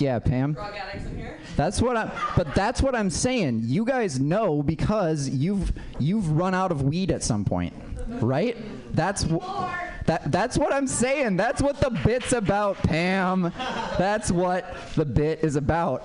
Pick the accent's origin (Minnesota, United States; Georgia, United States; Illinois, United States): Minnesota, United States; now in San Francisco, United States; I grew up in Minnesota